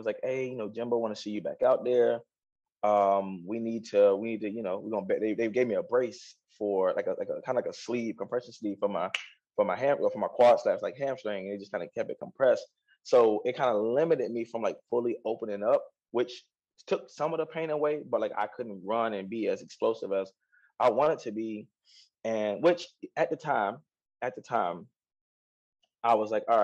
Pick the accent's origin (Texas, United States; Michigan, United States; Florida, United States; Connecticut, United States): Florida, United States; Orlando; I'm from Orlando.